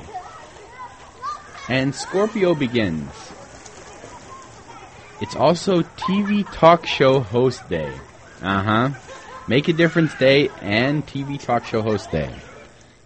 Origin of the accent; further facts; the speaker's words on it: Tennessee, United States; now in Illinois, United States; growing up in Tennessee, and Mule Day was huge